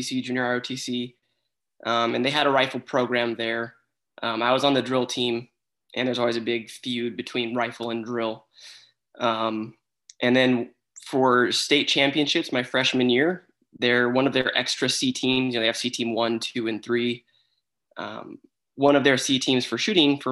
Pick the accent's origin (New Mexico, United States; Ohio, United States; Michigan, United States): New Mexico, United States; Albuquerque; moved away as an adult; also born or lived in San Diego, California / Virginia; My hometown, I'm from Albuquerque, New Mexico